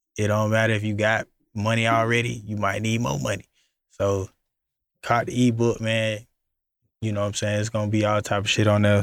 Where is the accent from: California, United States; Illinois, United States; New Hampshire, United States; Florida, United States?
Florida, United States; I'm from Florida